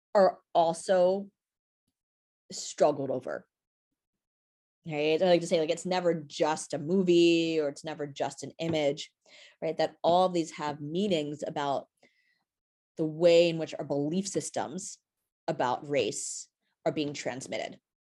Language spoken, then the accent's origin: English; New York City, New York, United States; I live, uh, here in New York City and also grew up in Brooklyn.